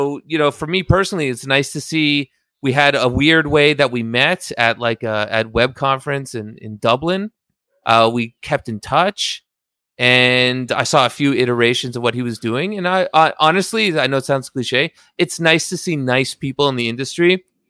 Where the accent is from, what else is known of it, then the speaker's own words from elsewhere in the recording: Canada; I'm a little bit sorry because I'm Canadian.